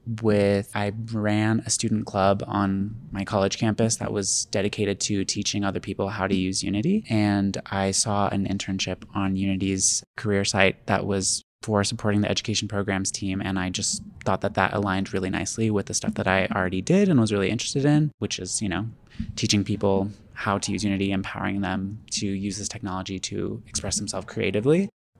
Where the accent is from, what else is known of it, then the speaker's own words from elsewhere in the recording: Houston, Texas, United States; I am from Houston, Texas.